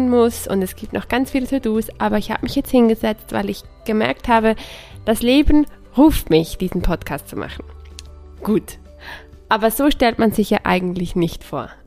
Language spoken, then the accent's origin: German; Switzerland; Ich bin aus der Schweiz oder ich lebe in der Schweiz. Ich bin Schweizerin und Italienerin.